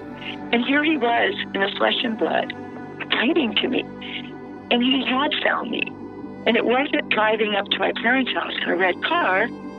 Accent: Alexandria, Louisiana, United States; now in Baton Rouge, United States; I live in Baton Rouge. I'm happily married. I have three healthy and happy children. I grew up in Alexandria.

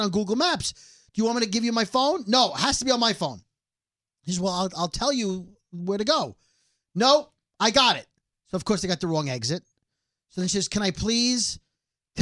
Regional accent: New York, United States; being a New Yorker

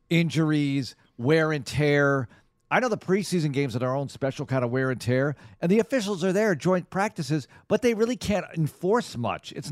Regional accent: Netherlands; I'm from the Netherlands. It's huge over there.

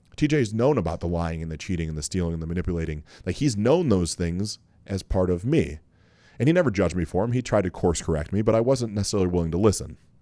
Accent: Mansfield, Ohio, United States; also born or lived in Cincinnati, Ohio; Grew up in Mansfield, but went to a school called Lexington.

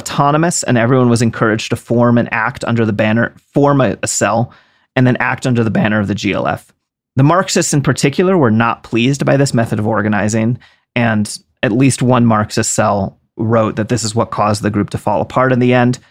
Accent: East Coast, United States; I'm from the East Coast

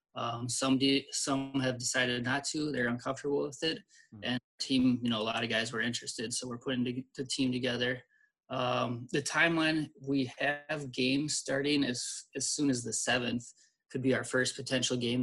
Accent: St. Louis Park, Minnesota, United States; I, I grew up in St. Louis Park

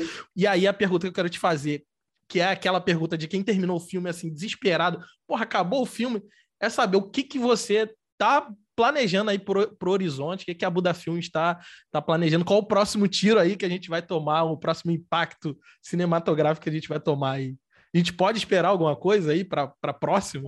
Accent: Rio de Janeiro, Brazil; sou do Rio de Janeiro

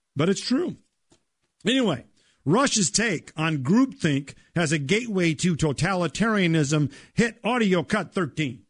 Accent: Minnesota, United States; my home state of Minnesota

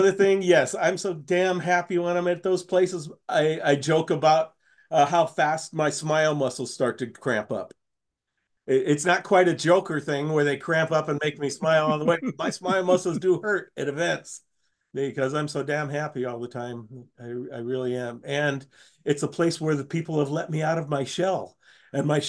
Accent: Washington, United States; I grew up in Washington State

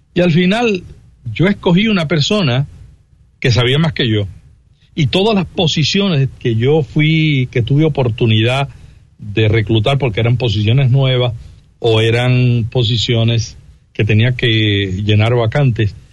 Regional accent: Santa Isabel, Puerto Rico; Yo vengo de un pueblito en Puerto Rico que se llama Santa Isabel, 19 mil habitantes, muy pequeño

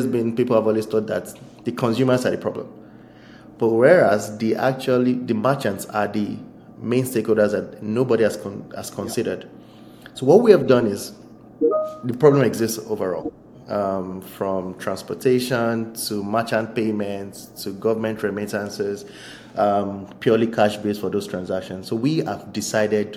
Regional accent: Nigeria; I'm a Nigerian citizen

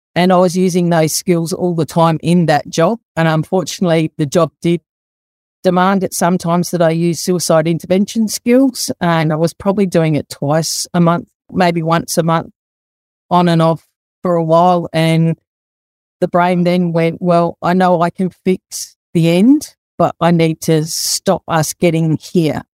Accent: Adelaide, South Australia, Australia; also born or lived in Sydney; grew up in the western suburbs of Adelaide, around the Woodville area, went to Woodville High School

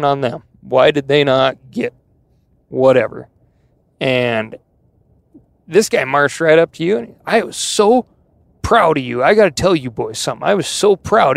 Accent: Montana, United States; also born or lived in Idaho; growing up in Montana

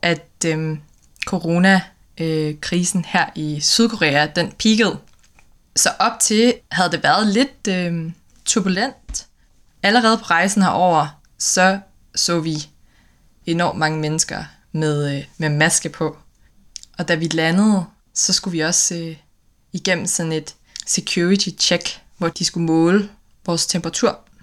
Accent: Aarhus, Central Denmark Region, Denmark; moved away as an adult; now in Copenhagen, Denmark; Jeg er fra Aarhus øh, oprindeligt, men bor øh, normalt i København

